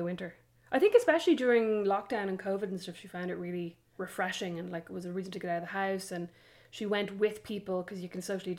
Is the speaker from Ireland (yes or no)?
yes; Ireland; now in United States; I'm Irish.